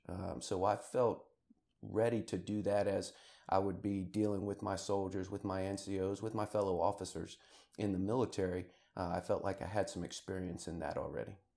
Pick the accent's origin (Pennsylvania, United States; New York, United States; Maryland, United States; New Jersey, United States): Maryland, United States; Rockville; I'm originally from Rockville, Maryland, just outside of Washington, D C